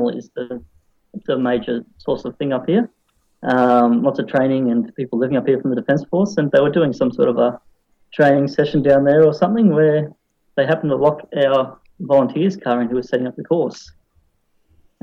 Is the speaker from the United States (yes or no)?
no; central Queensland, Australia; moved away as an adult; also born or lived in London, England; now in Darwin, Australia; I'm a Queenslander from central Queensland